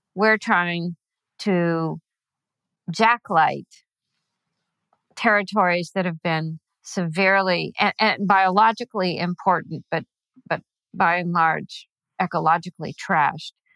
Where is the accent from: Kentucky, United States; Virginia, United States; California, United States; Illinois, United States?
California, United States; moved away as an adult; also born or lived in Venezuela / Chile; I grew up in California.